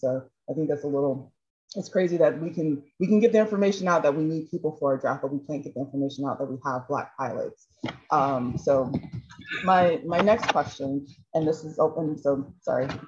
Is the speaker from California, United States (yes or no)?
no; Chicago, Illinois, United States; I grew up, I grew up born and raised in Chicago